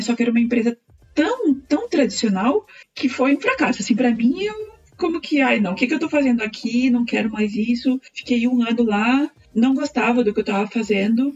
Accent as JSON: {"language": "Portuguese", "town": "Planalto", "region": "Rio Grande do Sul", "country": "Brazil", "also_born_or_lived": "Chapecó / Caxias do Sul / Porto Alegre", "moved": "as an adult", "lives_now": "Chile", "said": "eu sou gaúcha, é, eu sou de uma cidade bem pequenininha do interior do, do Rio Grande do Sul, se chama Planalto. Bom, eu saí muito cedo de Planalto"}